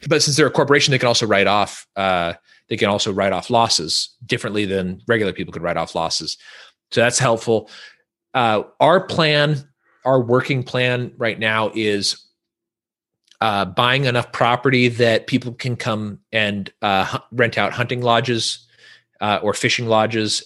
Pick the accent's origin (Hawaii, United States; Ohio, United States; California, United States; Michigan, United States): California, United States; Northern; moved away; we're from Northern California, so a different part of California than what people normally think about.